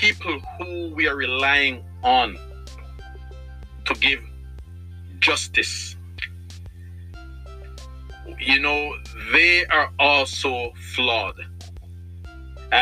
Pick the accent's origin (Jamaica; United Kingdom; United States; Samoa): Jamaica; I'm Jamaican